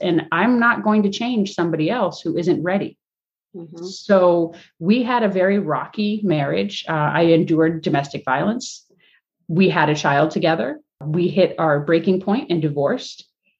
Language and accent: English; Springfield, Massachusetts, United States; born there; Now, I was born in Springfield, Massachusetts in 1979.